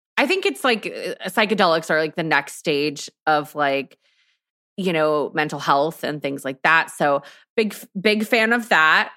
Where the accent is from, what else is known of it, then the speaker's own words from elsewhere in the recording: Texas, United States; I'm from Texas